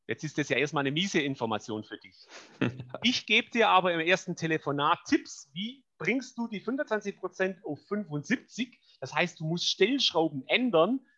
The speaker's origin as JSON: {"language": "German", "region": "Baden-Württemberg", "country": "Germany", "said": "Ich bin Schwabe, ich bin faul, das soll heißen."}